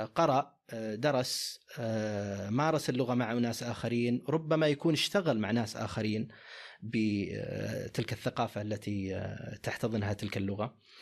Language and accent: Arabic; Saudi Arabia; عندنا في السعوديه